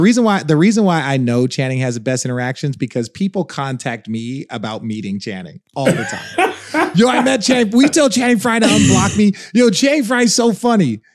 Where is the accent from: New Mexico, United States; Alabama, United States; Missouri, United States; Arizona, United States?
Arizona, United States; Phoenix; moved away; I'm in my hometown, right? This is the place that, you know, I grew up in like I went to college